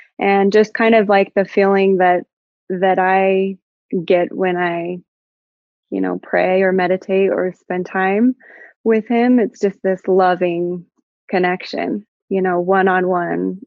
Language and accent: English; Clearfield, Utah, United States; I grew up in Utah, like in Clearfield area